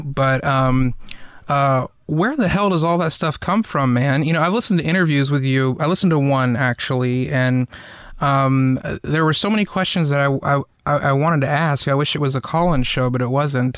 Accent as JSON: {"language": "English", "region": "the South", "country": "United States", "tie": "born or raised there", "said": "growing up in the South"}